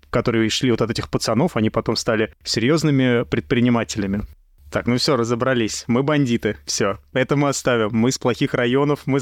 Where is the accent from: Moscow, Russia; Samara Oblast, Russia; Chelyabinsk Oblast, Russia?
Moscow, Russia; я, кстати, из Новопеределкина, которая являлась частью Солнцева в свое время. Так что мы тут все криминальные элементы